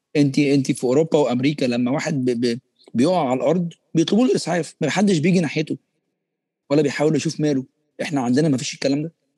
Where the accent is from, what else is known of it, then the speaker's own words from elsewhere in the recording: Egypt; احنا كمصريين